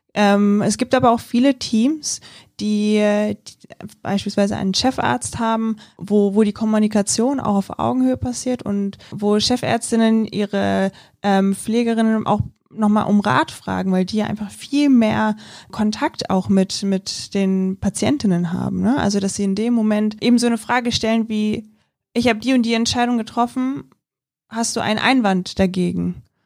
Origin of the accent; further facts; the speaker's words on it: Germany; bei uns in Deutschland